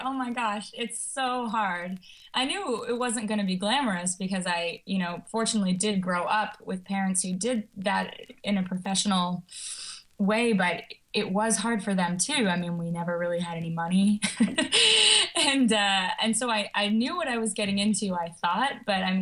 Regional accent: Halifax, Nova Scotia, Canada; moved away as an adult; also born or lived in Boston; I was born and raised in Halifax

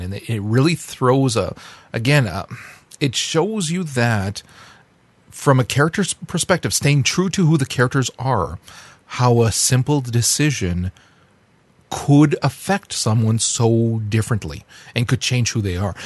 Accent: Canada; As a Canadian

